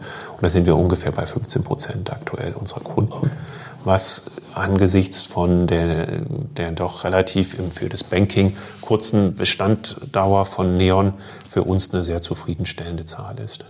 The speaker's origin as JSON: {"language": "German", "country": "Germany", "moved": "yes", "said": "ich komme ursprünglich aus Deutschland, ähm, habe dort auch noch meine Familie"}